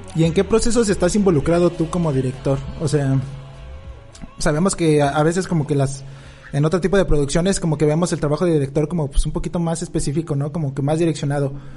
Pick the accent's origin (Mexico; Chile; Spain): Mexico; Mexico City; moved away; yo soy de, Ciudad de México, ¿no? Y ahorita pues estamos radicando en otro estado